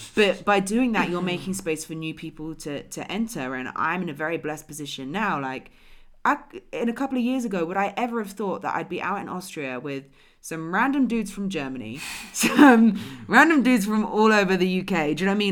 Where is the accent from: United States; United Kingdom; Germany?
United Kingdom; England; moved away; Oh, England